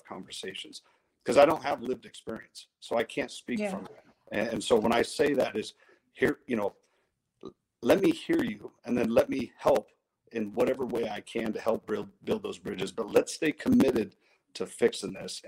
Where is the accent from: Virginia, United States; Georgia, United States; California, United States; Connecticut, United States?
California, United States; Modesto; I grew up in South Modesto